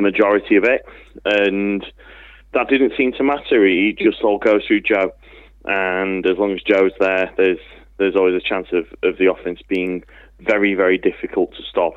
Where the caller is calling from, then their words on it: Manchester, North West England, United Kingdom; I'm calling from Withington.